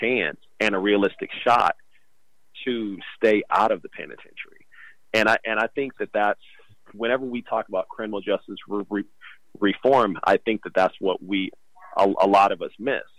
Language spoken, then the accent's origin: English; Kansas City, Missouri, United States; now in San Francisco, United States; I'm a writer from Kansas City, Missouri